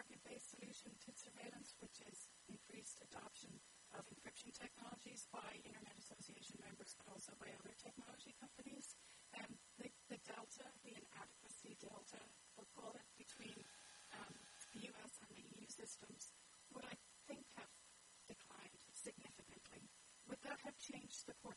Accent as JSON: {"language": "English", "country": "Ireland", "said": "I'm from Ireland"}